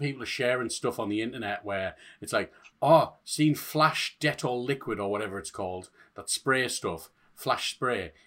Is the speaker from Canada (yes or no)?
no; Hartlepool, North East England, United Kingdom; I'm from Hartlepool